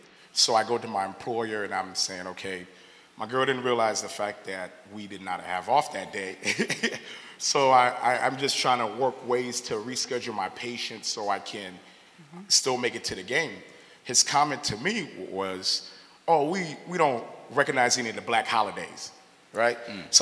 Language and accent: English; Haiti; So I had mentioned before I'm from Haiti